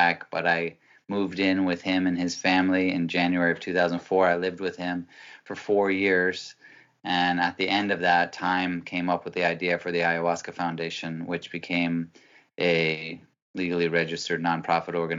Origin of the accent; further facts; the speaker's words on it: Massachusetts, United States; moved away as an adult; also born or lived in Peru; I am 46 years old, man. And I'm originally from Massachusetts